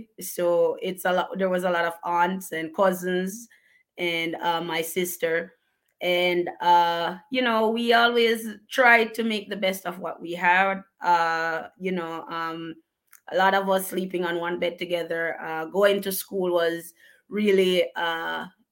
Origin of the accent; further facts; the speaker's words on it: Bellevue, Portland, Jamaica; moved away as an adult; now in United States; I grew up in a very remote district called Bellevue in Portland. So we have parishes in Jamaica, and one of them is called Portland.